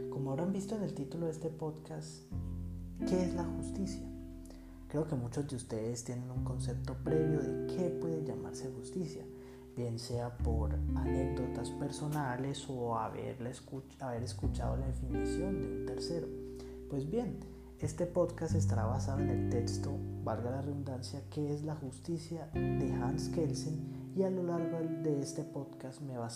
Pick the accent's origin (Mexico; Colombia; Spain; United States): Colombia; Bogotá; tengo 21 años, soy bogotano